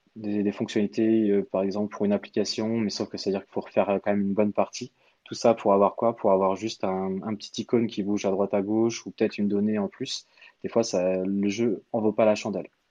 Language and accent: French; Orléans, Centre-Val de Loire, France; moved away as an adult; also born or lived in England; now in Paris, France; à la base, je suis originaire, on va dire, d'Orléans